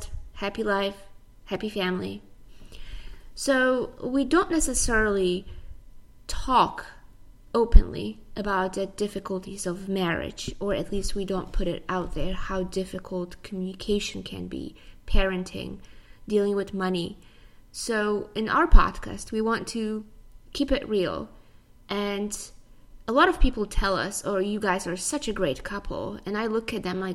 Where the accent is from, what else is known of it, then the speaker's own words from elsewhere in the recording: Poland; moved away as an adult; also born or lived in United States; now in Tampa, United States; I was born in Poland. I came to the U.S. about 11 years ago.